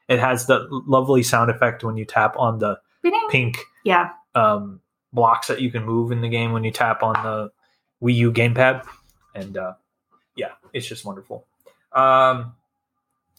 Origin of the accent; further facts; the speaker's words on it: Iowa, United States; I'm from Iowa